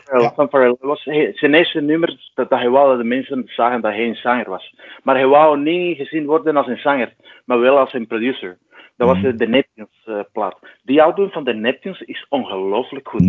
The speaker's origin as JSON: {"language": "Dutch", "country": "Cuba", "moved": "as an adult", "lives_now": "Belgium", "said": "ik kom uit Cuba en ik woon sinds 2002 in België"}